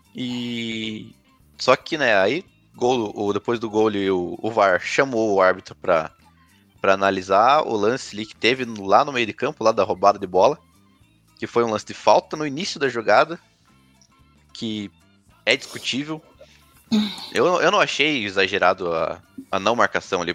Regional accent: Paraná, Brazil; Sou paranaense, coxa branca

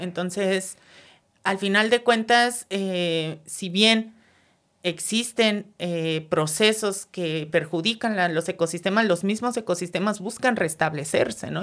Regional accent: Mexico City, Mexico

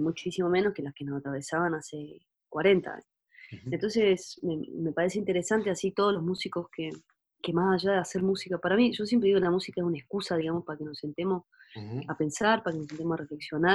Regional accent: Córdoba, Argentina; also born or lived in Germany; now in Unquillo, Argentina; mi toda mi, mi, escuela, digamos, transcurrió en Córdoba

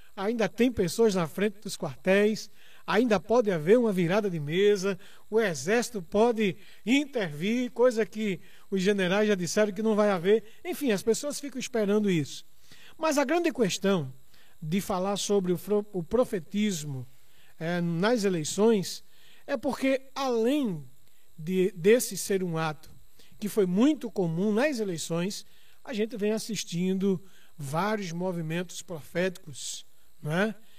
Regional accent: Brazil; como somos brasileiros

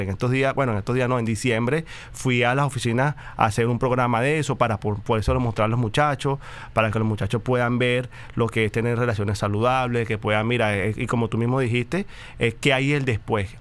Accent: Venezuela; moved away as an adult; somos venezolanos

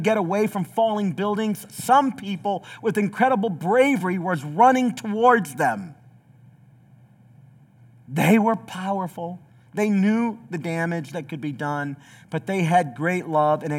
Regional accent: the South, United States; I'm from the South

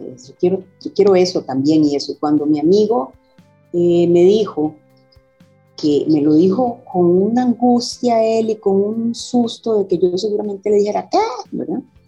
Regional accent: Costa Rica; Soy carnet 77 de la Universidad de Costa Rica, a la que ingreso después de venir de un colegio, escuela y colegio de mujeres, Escuela Perú, Colegio de Sion

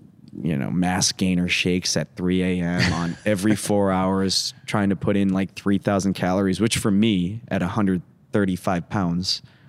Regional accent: Midwest, United States; the type of house that we had growing up in the Midwest.

